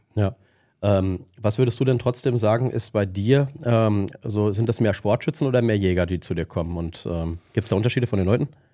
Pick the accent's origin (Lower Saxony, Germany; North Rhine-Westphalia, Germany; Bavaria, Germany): North Rhine-Westphalia, Germany; Witten; komm ja auch aus Witten bei dir in der Nähe